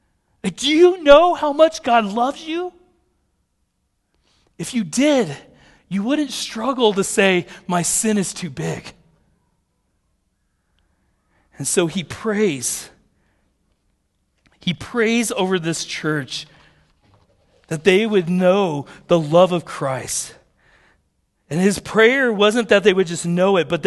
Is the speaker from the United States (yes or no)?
yes; United States; I'm an American